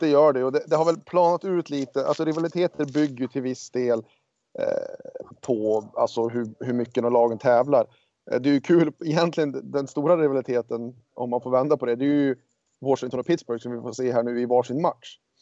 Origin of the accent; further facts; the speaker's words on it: Örnsköldsvik, Västernorrland County, Sweden; also born or lived in Los Angeles; now in United States; hemma i Örnsköldsvik